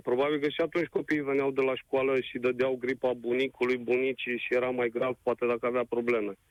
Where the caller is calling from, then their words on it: Brașov, Brașov County, Romania; Sunt … din Brașov, am doi copii